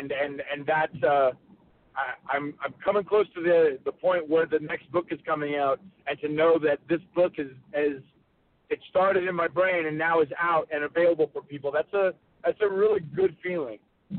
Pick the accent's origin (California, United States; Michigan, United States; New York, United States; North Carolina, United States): North Carolina, United States; I grew up in North Carolina. I got a chance to watch Ric Flair and Roddy Piper and Dusty Rhodes in the Mid-Atlantic territories.